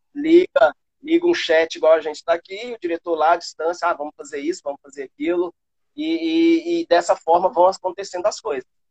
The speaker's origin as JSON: {"language": "Portuguese", "town": "Patos de Minas", "region": "Minas Gerais", "country": "Brazil", "also_born_or_lived": "Rio de Janeiro, Brazil", "moved": "yes", "lives_now": "Valinhos, Brazil", "said": "lá na minha cidade, né, em Patos de Minas"}